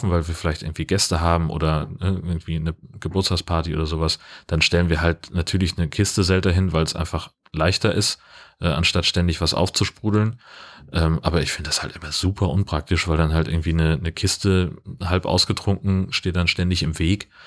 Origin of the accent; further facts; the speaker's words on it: Germany; ich komme aus Deutschland, wir mögen das.